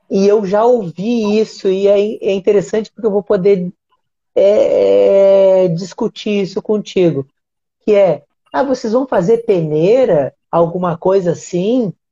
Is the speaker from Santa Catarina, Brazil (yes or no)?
no; Uruguaiana, Rio Grande do Sul, Brazil; now in Rio de Janeiro, Brazil; Eu sou, eu sou gaúcho, né? Eu moro no, no Rio de Janeiro, mas eu não sou do Rio de Janeiro. Sou gaúcho e sou gaúcho do interior, né? A minha cidade até tem uma tradição assim no basquete, né? Se chama Uruguaiana.